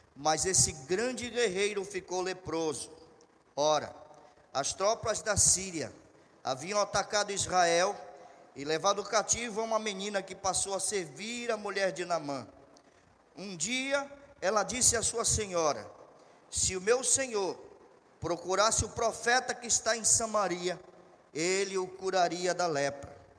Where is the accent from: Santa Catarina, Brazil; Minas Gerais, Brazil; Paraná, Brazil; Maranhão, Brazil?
Minas Gerais, Brazil; Barbacena; Eu me lembro quando eu era pequeno lá em Barbacena